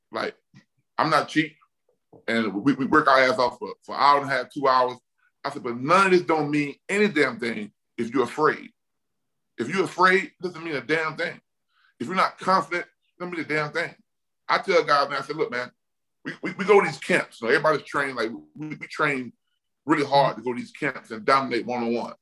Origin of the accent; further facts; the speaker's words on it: Mobile, Alabama, United States; I'm from Mobile, Alabama